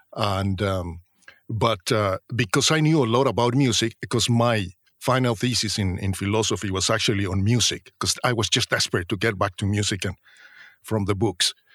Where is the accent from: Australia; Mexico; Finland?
Mexico; moved away as an adult; also born or lived in Mexico City, Mexico; now in London, United Kingdom; I was the guy from Mexico